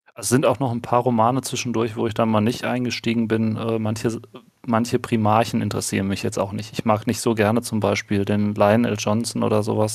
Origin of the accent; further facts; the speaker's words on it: Ruhr area, North Rhine-Westphalia, Germany; accent: Ruhrpott; bei uns im Ruhrpott, äh, Ruhrpott ihr hört es ja so ein bisschen auch am Akzent